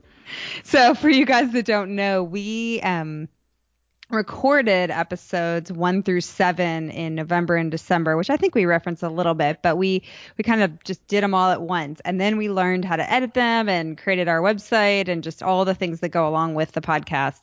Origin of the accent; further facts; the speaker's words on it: United States; moved away as an adult; also born or lived in Chicago, Illinois / Boston, Massachusetts; now in Dallas, United States; I grew up in Chicago and Boston and I, well, I mean, I moved to Texas when I was eighteen